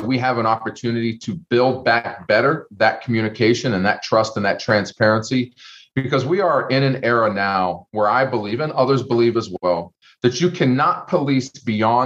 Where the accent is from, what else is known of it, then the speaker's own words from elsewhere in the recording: Youngstown, Ohio, United States; moved away as an adult; also born or lived in Los Angeles; now in Columbus, United States; I'm from Youngstown, Ohio, born and raised on the south side of Youngstown